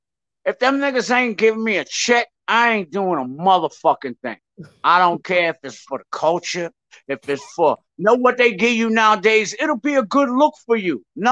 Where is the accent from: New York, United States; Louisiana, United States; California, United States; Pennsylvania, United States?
New York, United States; I'm from New York, Shark. We don't play that.